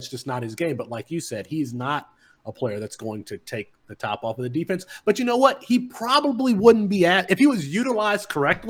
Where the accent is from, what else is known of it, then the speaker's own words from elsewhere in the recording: Kalamazoo, Michigan, United States; I'm from Kalamazoo, Michigan, Matt Waldman. I grew up a Charles Woodson fan. Go Blue.